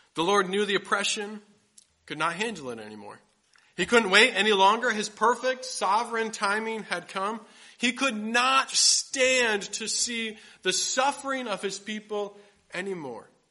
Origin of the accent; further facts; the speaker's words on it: Grand Rapids, Michigan, United States; I grew up in Grand Rapids, Michigan